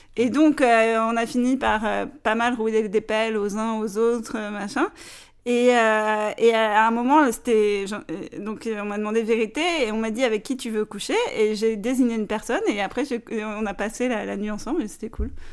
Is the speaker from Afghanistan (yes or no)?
no; Paris, Île-de-France, France; je suis une vraie parisienne